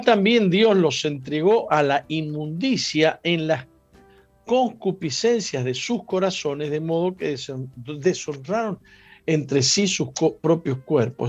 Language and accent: Spanish; San Juan, Argentina; San Juan es la tierra donde yo nací.